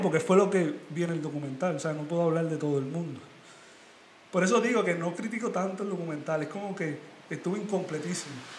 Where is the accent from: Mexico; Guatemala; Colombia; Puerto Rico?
Puerto Rico; moved away; Yo como boricua